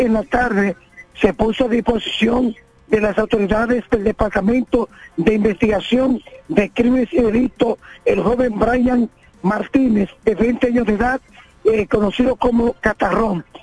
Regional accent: La Romana, Dominican Republic; moved away; contacto con mi provincia, La Romana

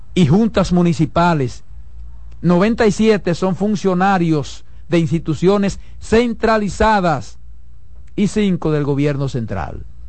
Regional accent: Dominican Republic; mi país

